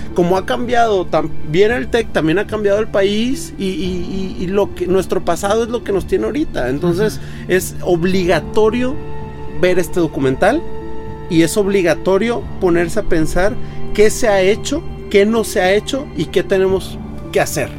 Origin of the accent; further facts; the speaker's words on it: Monterrey, Nuevo León, Mexico; como mexicano, como regiomontano